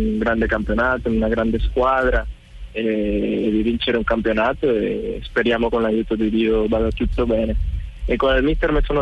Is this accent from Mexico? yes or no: no; Colombia; moved away as an adult; now in Italy; En el momento que salí de Colombia, ya hace un año, solamente me fui acá siete meses y bueno, volver a casa siempre siempre te da emoción